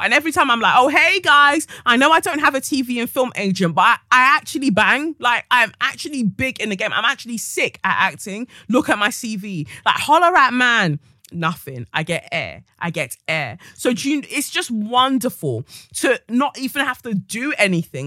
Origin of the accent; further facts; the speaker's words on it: London, United Kingdom; I am from Peckham